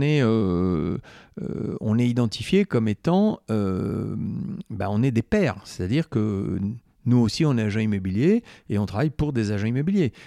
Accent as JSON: {"language": "French", "area": "Corrèze", "region": "Nouvelle-Aquitaine", "country": "France", "said": "je suis originaire de la Corrèze"}